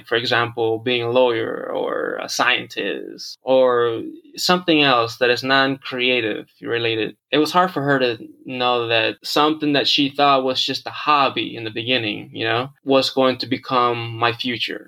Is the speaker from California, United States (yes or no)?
no; Houston, Texas, United States; moved away as an adult; also born or lived in Monterrey, Mexico; now in Los Angeles, United States; I was born in Monterrey, Mexico, raised in Houston, Texas for 25 years. And then I moved out to the greater area of LA about 3 years ago